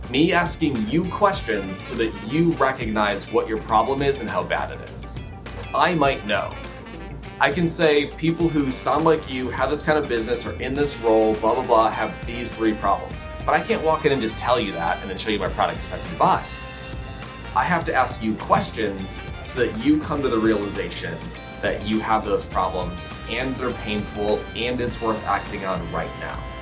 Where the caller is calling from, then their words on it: Los Angeles, California, United States; Uh, Los Angeles, California.